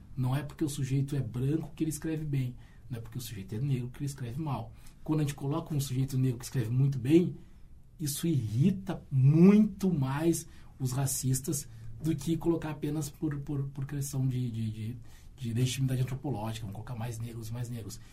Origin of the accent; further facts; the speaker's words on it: Rio Grande, Rio Grande do Sul, Brazil; Eu cresci em Rio Grande